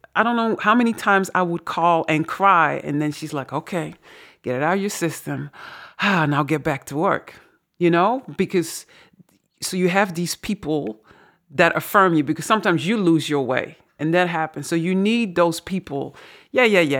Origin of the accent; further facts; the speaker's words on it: Netherlands; accent: Dutch; now in Suriname; my dutch accent